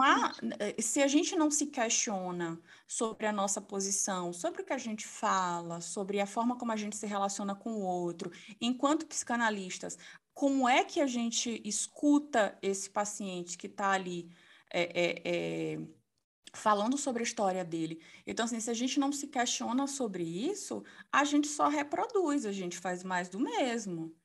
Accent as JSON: {"language": "Portuguese", "town": "Salvador", "region": "Bahia", "country": "Brazil", "said": "sou soteropolitana"}